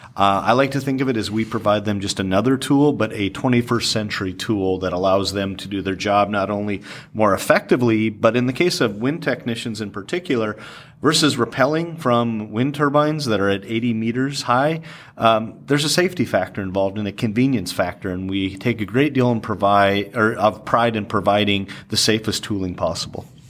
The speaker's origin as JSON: {"language": "English", "region": "the Dakotas", "country": "United States", "tie": "born or raised there", "said": "born and raised in the Dakotas."}